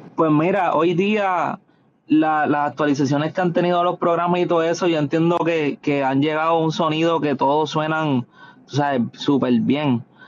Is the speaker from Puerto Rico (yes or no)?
yes; the West of Puerto Rico, Puerto Rico; yo soy de allá, somos de allá del West, de Puerto Rico